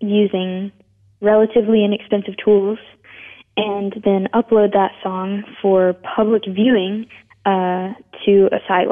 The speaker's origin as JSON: {"language": "English", "town": "Memphis", "region": "Tennessee", "country": "United States", "tie": "born or raised there", "lives_now": "Nashville, United States", "said": "I was born in Memphis, and then we moved around a lot, but we moved back 1 year before I started kindergarten"}